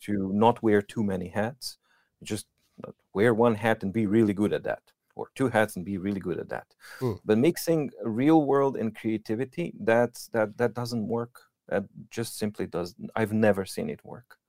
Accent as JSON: {"language": "English", "country": "Serbia", "second_language": "English", "moved": "as an adult", "lives_now": "Norway", "said": "I come from Serbia"}